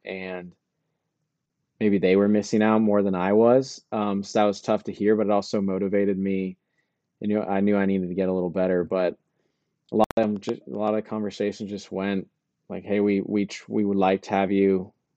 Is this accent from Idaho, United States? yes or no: no; Truckee, California, United States; I am from Truckee, California.